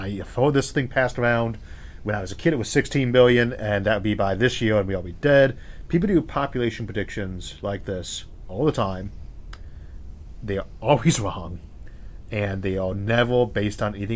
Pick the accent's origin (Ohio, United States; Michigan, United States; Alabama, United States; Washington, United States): Ohio, United States; also born or lived in California; I was born in California and raised in Ohio.